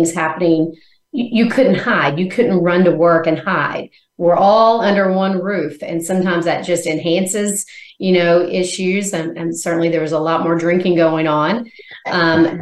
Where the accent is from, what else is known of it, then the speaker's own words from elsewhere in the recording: Arkansas, United States; moved away as an adult; also born or lived in Missouri / Arizona; now in Nashville, United States; I'm originally from Arkansas